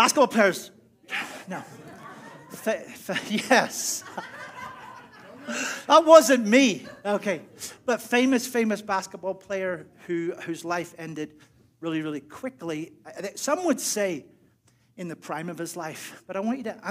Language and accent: English; Northern Ireland, United Kingdom; moved away; I'm from Northern Ireland